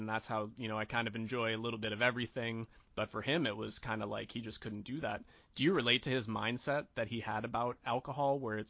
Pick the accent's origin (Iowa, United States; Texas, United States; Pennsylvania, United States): Pennsylvania, United States; Western; I grew up in Western Pennsylvania